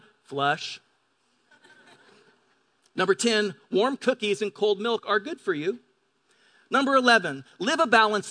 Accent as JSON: {"language": "English", "area": "Pend Oreille River", "region": "eastern Washington", "country": "United States", "tie": "born or raised there", "moved": "yes", "lives_now": "La Verne, United States", "said": "I grew up on the Pend'Oreille River in eastern Washington"}